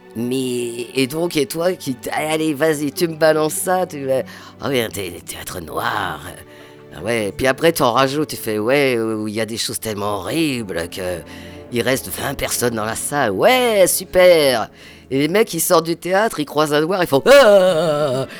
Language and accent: French; Pantin, Île-de-France, France; accent: Parisian; je suis né à Pantin